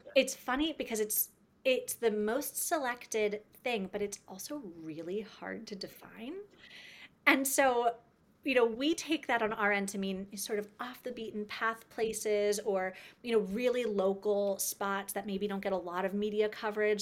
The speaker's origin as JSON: {"language": "English", "country": "United States", "tie": "born or raised there", "said": "growing up in the States"}